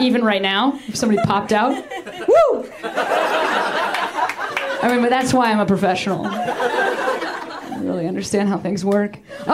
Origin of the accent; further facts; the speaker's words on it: Midwest, United States; I'm from the Midwest myself.